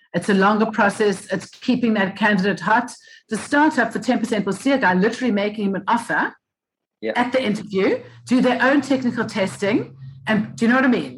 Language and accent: English; Cape Town, Western Cape, South Africa; also born or lived in United Kingdom; I was uh, born and bred Cape Town, South Africa